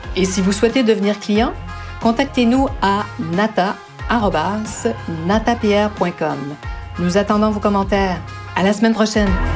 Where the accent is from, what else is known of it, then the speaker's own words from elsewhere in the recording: Canada; avec mon, mon accent, je ne suis pas française, mais bien de, du Canada. J'ai appris le français au Canada